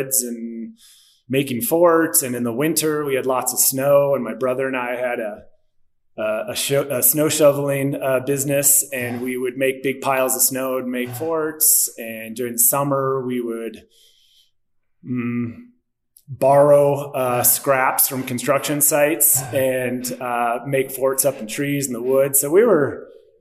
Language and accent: English; Milwaukee, Wisconsin, United States; moved away as an adult; also born or lived in Crested Butte, Colorado / Berkeley, California; now in Denver, United States; I was born and raised in Milwaukee, Wisconsin, kind of middle-class suburb